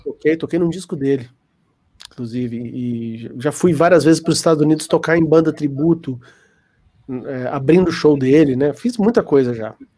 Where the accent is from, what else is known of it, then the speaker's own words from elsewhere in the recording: Brazil; Eu sou brasileiro, para justificar o inglês meio